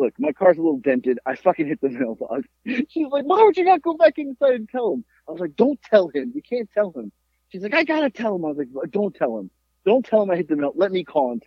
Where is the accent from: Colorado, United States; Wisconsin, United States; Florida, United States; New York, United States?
Florida, United States; growing up in Florida